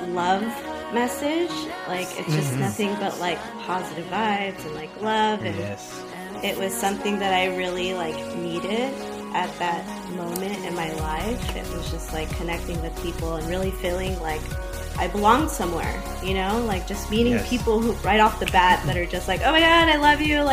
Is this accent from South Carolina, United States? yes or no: no; Los Angeles, California, United States; growing up in Los Angeles